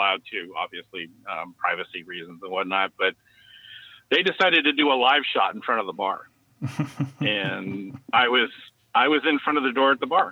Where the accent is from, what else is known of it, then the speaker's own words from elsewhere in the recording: San Francisco, California, United States; I grew up here in San Francisco